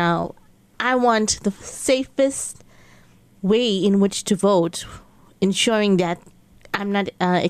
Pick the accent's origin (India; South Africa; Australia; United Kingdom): South Africa; as South African citizens